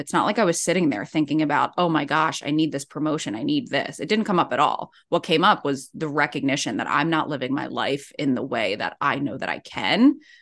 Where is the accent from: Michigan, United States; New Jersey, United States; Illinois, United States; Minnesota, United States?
New Jersey, United States; Ocean City; moved away as an adult; also born or lived in New York City; now in San Diego, United States; I'm from Ocean City, New Jersey